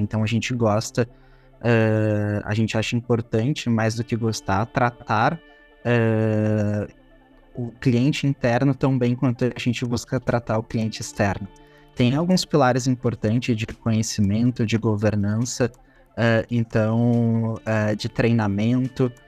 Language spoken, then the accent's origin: Portuguese; Porto Alegre, Rio Grande do Sul, Brazil; Eu sou natural de Porto Alegre